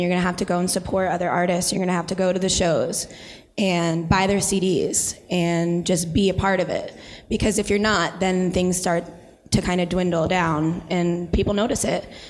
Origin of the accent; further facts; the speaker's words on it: Wilkes-Barre, Pennsylvania, United States; I'm from Wilkes-Barre